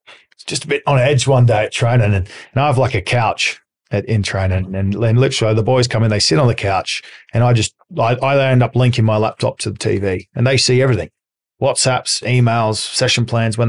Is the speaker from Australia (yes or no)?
yes; Australia; accent: Australian; moved away; I'm Australian, so I've got a different accent.